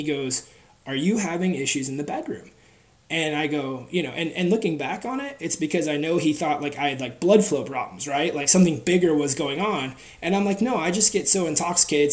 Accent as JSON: {"language": "English", "region": "Wisconsin", "country": "United States", "tie": "born or raised there", "also_born_or_lived": "Seattle, Washington", "said": "we moved to Wisconsin from Seattle, and Wisconsin is a very different philosophy on big people"}